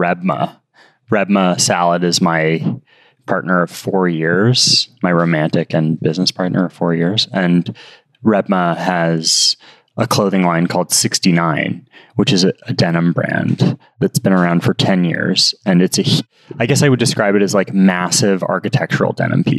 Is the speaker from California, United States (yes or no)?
yes; Los Angeles, California, United States; we grew up in Hancock Park.